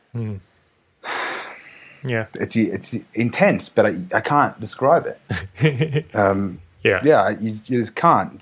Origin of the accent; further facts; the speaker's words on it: Australia; now in Mexico; I'm just an Australian